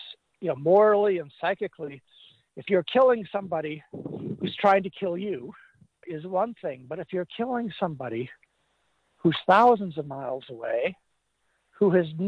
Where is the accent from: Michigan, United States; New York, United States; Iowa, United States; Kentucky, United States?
Iowa, United States; my home state of Iowa